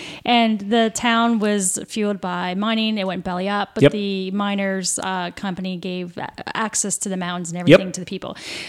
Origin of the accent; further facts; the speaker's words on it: St. Catharines, Ontario, Canada; I'm from St. Catharines.